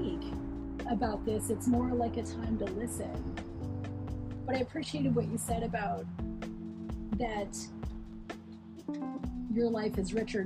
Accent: Alaska, United States; I grew up here in Alaska

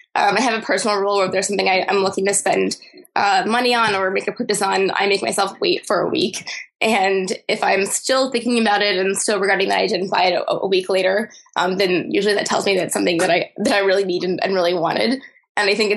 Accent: Grand Rapids, Michigan, United States; I'm from Michigan, sort of a suburban town called Grand Rapids.

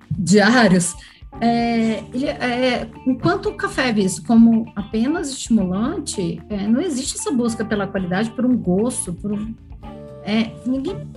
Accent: Poços de Caldas, Minas Gerais, Brazil; Mas eu também vim de Poços de Caldas, que é uma região de produção de café, então tem essa cultura bem, bem forte.

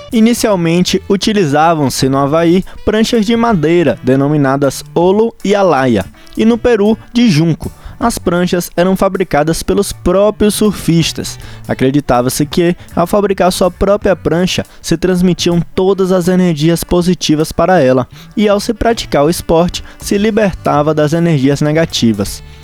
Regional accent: Ilhéus, Bahia, Brazil; ilhéense que nem eu

